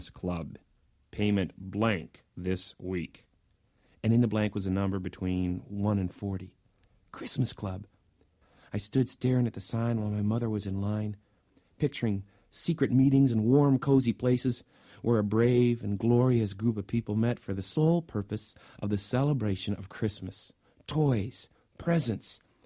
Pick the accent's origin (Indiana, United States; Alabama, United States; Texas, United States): Indiana, United States; Indianapolis; That was the dime store near where I grew up in Indianapolis